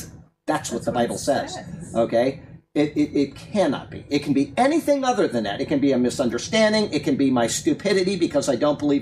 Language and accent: English; Sarasota, Florida, United States; I grew up in Sarasota, Florida. I went to Riverview High School